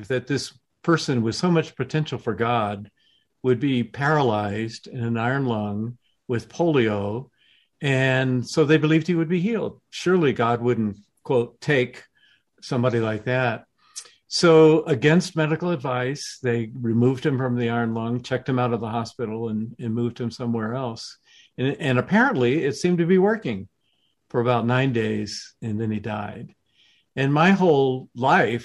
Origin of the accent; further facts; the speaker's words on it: the South, United States; I was growing up in the South, right as the civil rights movement was underway